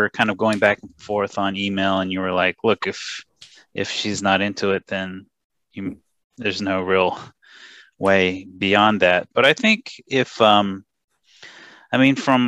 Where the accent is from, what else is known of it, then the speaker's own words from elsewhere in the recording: United States; now in Japan; I'm from America